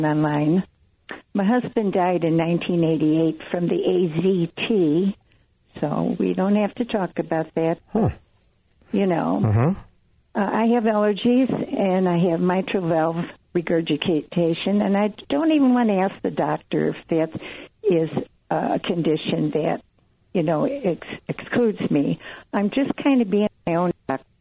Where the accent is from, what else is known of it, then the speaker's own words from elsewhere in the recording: Chicago, Illinois, United States; now in Evanston, United States; I'm actually originally from Bridgeport